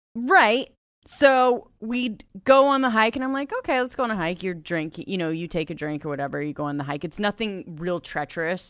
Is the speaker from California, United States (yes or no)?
yes; Ojai, California, United States; I grew up in Ojai, California